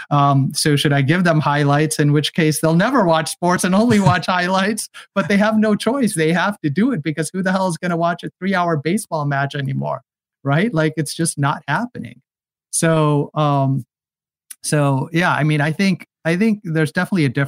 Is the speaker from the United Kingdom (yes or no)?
no; California, United States; I come from Silicon Valley, and so here there's a saying: just build a product